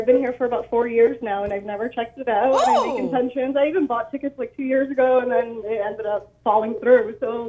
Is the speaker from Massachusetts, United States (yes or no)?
yes; Boston, Massachusetts, United States; now in Portland, United States; I am from Boston, but living in Portland right now.